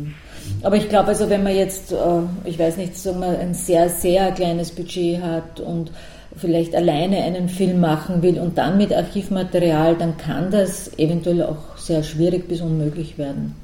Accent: Lower Austria, Austria; ich bin zwar keine Wienerin, ich bin in Niederösterreich aufgewachsen

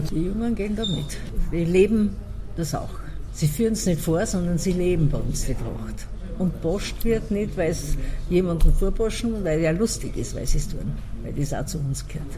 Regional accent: Ausseerland, Styria, Austria; Und in meinem Haus, wo ich geboren bin, meine Eltern, die haben alle Singer können

